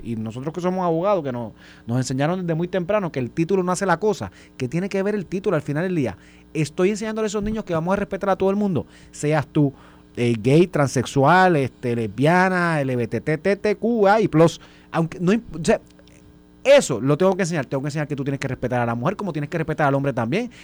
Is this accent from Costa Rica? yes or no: no; Puerto Rico; now in Guaynabo, Puerto Rico; yo vengo de Vega